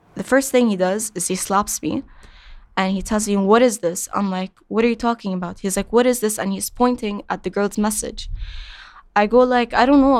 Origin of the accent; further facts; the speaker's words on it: Qatar; I was born and raised in Qatar